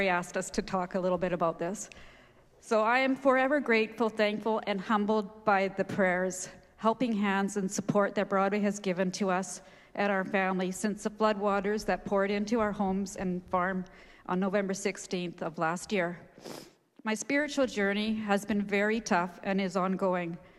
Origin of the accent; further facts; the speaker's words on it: Abbotsford, British Columbia, Canada; I grew up in Sumas Prairie on a family dairy farm.